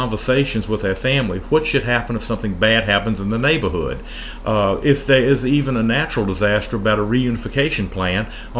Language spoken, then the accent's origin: English; Appomattox, Virginia, United States; moved away as an adult; also born or lived in Savannah, Georgia / central Pennsylvania; I was born here in Central Virginia in Appomattox.